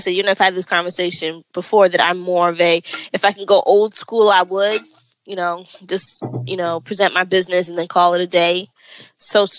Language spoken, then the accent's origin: English; New York, United States; I'm a New Yorker